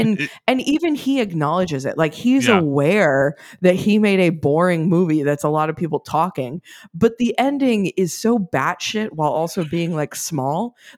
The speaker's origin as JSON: {"language": "English", "town": "New York City", "region": "New York", "country": "United States", "tie": "born or raised there", "said": "I mean, live in New York City. I am a born New Yorker. I was born in Manhattan."}